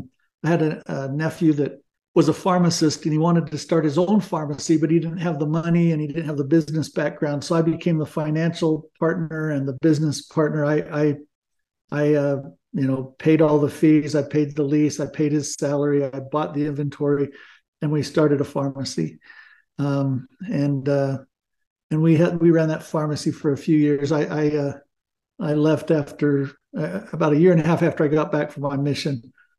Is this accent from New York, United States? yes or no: no; Glendora, California, United States; moved away as an adult; also born or lived in Brazil; now in Utah, United States; I grew up in Glendora